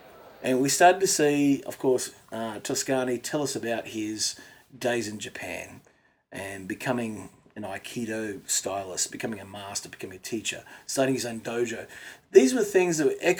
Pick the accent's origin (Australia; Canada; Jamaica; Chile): Australia; as an Aussie